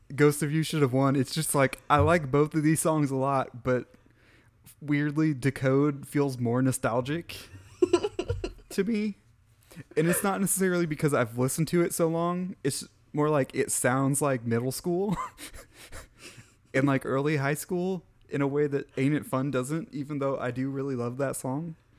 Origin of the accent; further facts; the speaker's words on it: Midwest, United States; I'm from the Midwest